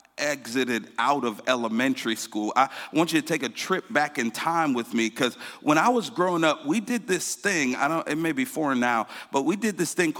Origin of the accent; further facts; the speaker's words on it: Connecticut, United States; I grew up in Connecticut